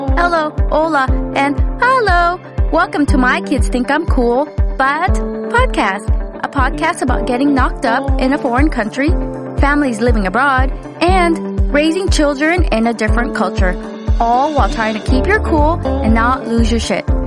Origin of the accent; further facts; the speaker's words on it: Los Angeles, California, United States; I'm from Los Angeles